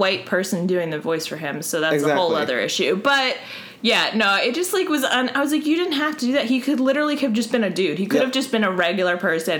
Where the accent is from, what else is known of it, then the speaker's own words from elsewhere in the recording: New Jersey, United States; because I'm from Jersey and I talk really fast.